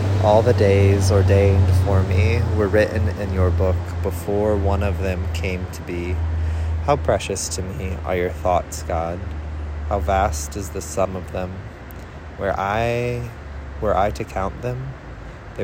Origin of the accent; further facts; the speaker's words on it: Central Illinois, United States; a person born and raised in Central Illinois